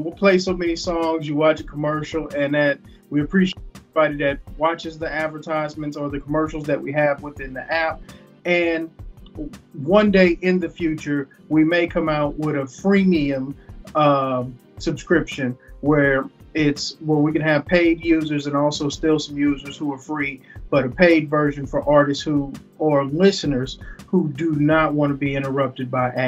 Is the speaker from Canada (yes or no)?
no; Texas, United States; I'm from Texas.